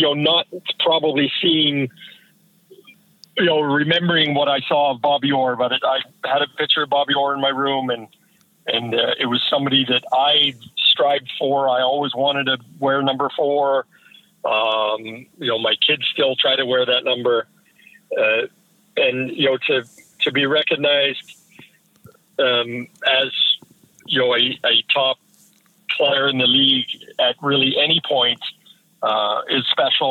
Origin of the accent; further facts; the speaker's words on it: Prince George, British Columbia, Canada; moved away; also born or lived in Toronto; I grew up in Prince George